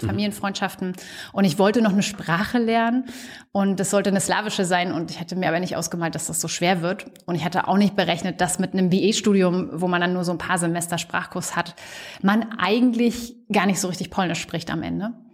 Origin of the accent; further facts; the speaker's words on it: Stralsund, Mecklenburg-Vorpommern, Germany; moved away as an adult; also born or lived in Greifswald / New Zealand; In der Nähe von Stralsund aufgewachsen, auf einem kleinen Dorf